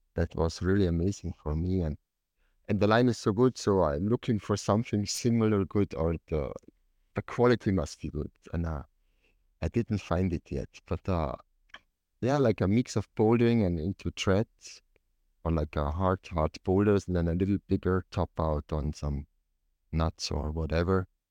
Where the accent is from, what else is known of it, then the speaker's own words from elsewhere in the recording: Tyrol, Austria; I came from Tirol